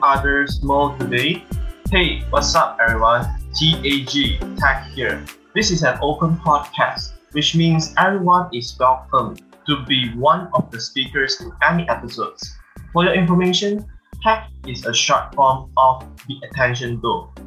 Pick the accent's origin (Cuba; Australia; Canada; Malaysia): Malaysia